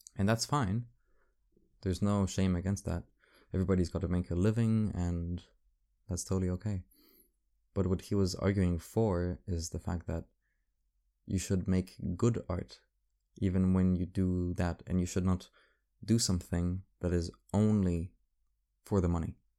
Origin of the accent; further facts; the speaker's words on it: Paris, Île-de-France, France; I grew up in Paris. This is, this is my city